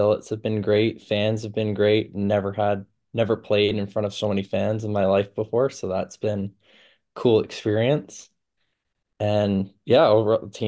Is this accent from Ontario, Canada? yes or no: yes; Milton, Ontario, Canada; moved away; growing up in Milton